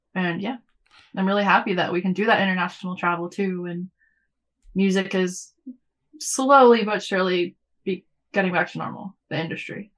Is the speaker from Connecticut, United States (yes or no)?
no; Los Angeles, California, United States; moved away; growing up in Los Angeles